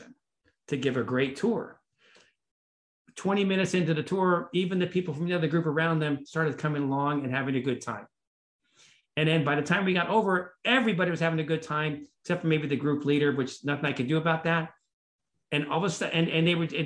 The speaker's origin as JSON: {"language": "English", "town": "Los Angeles", "region": "California", "country": "United States", "tie": "born or raised there", "said": "I grew up in Hollywood"}